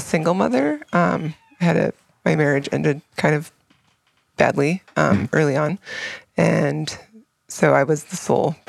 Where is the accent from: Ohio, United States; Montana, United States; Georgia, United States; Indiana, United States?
Montana, United States; Helena; I grew up in Montana. I'm from Helena, but my family is from Lincoln, which is a little town in the mountains, just on the kind of the edge of the scapegoat, Bob Marshall, in the Blackfoot corridor.